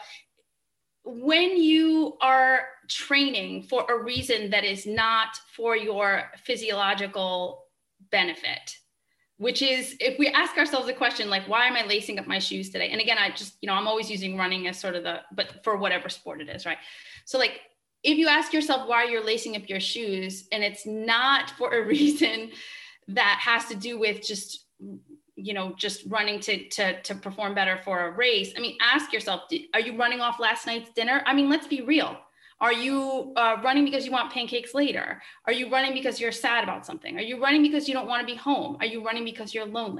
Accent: Rhode Island, United States; I'm from Rhode Island

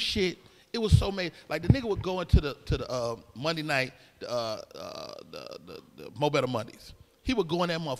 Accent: Chicago, Illinois, United States; moved away; also born or lived in San Francisco Bay Area; I'm from Chicago, but I'm not a Chicago comic

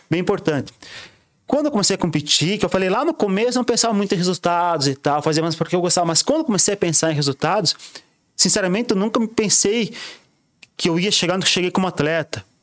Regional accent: São Bento, Brazil; foi o Campeonato Brasileiro realizado aqui em São Bento, na minha cidade, no que eu moro, na minha cidade natal.

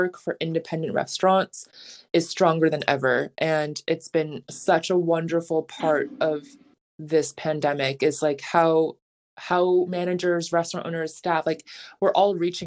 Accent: New York City, New York, United States; I'm a New Yorker

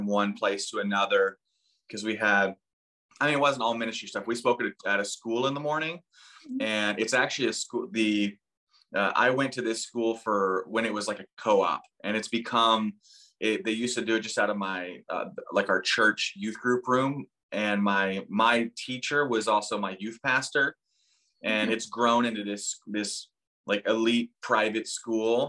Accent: Texas, United States; moved away as an adult; also born or lived in Turkey; born and raised in Texas

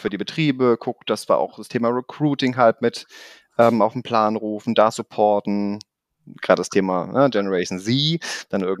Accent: Germany; accent: mix of Swabian and Rhenish; now in Stuttgart, Germany; deswegen ist so mein Dialekt zwischen Schwäbisch manchmal und Rheinländisch und kann aber auch Hochdeutsch sprechen.

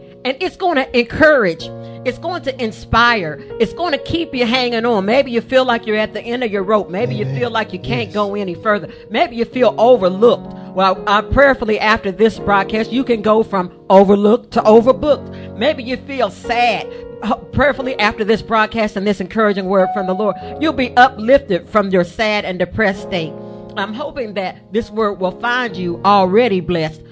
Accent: Charleston, West Virginia, United States; We are from Charleston, West Virginia

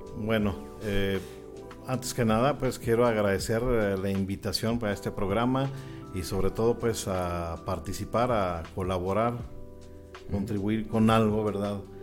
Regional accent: Guadalajara, Jalisco, Mexico; moved away as an adult; also born or lived in Mexico City; yo inicié con la música a la edad de 7 años en Guadalajara. Nací en Guadalajara

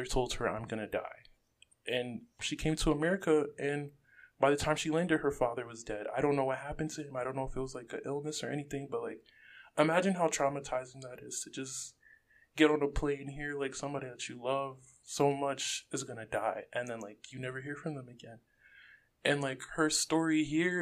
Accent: Rockland County, New York, United States; I'm not really from the Bronx. I'm more so like grew up in Rockland

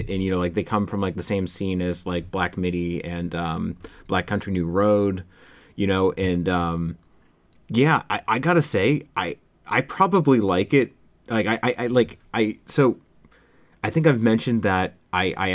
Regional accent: MetroWest, Massachusetts, United States; I grew up in the Metro West area

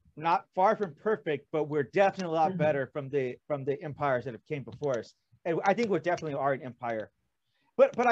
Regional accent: California, United States; moved away as an adult; now in South Korea; I'm from California

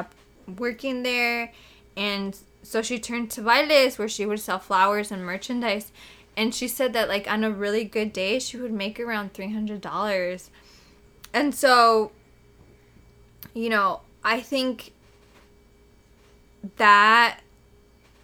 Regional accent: Chicago, Illinois, United States; I was born in Chicago

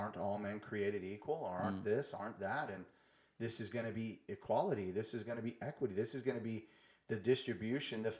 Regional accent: United States; we as American, like us Americans

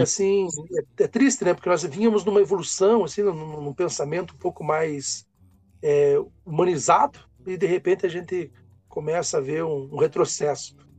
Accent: Brazil; nós vamos nos reconhecendo enquanto brasileiros

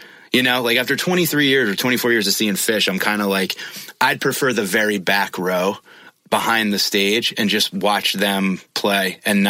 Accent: Connecticut, United States; I grew up in Connecticut.

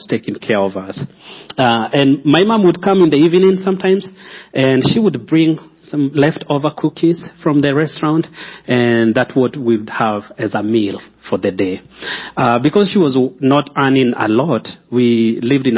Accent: Kenya; moved away as an adult; also born or lived in Nairobi, Kenya; now in Colorado Springs, United States; I'm from Kenya, but I live here in Colorado Springs with my family.

